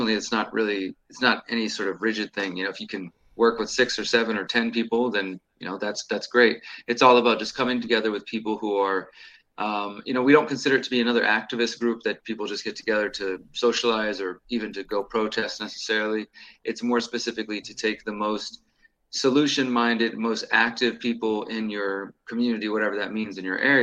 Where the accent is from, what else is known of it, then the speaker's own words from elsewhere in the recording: Houston, Texas, United States; moved away as an adult; now in Mexico; I'm originally from Houston, where I'm at right now. I actually live in Mexico at the moment, but I'm originally from Texas, and I've been here most of my life